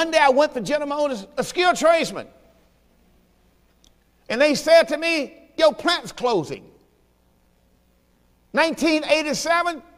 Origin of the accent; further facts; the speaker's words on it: Mississippi, United States; moved away; I'm from Mississippi.